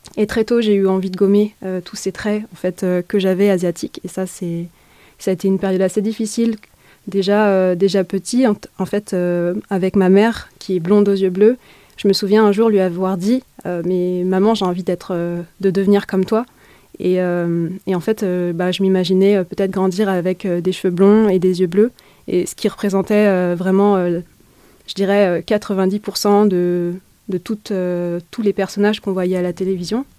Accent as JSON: {"language": "French", "area": "Essonne", "region": "Île-de-France", "country": "France", "tie": "born or raised there", "said": "moi j'ai grandi euh, dans l'Essonne, en Île-de-France."}